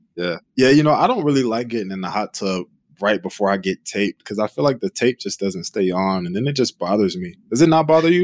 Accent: Charlotte, North Carolina, United States; moved away as an adult; now in Oklahoma, United States; I was born and raised in Charlotte, North Carolina

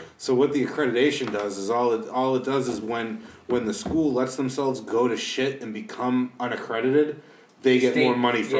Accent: Lawrence, Massachusetts, United States; now in New Hampshire, United States; I grew up in Lawrence, on Prospect Hill.

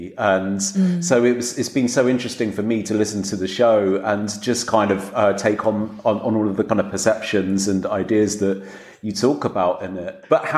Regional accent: Dorset, South West England, United Kingdom; also born or lived in Harrow, London; I grew up in Dorset.

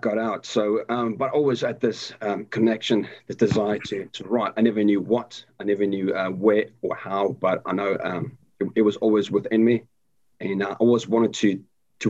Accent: South Africa; moved away; born and raised in South Africa, and I left the country in 2000

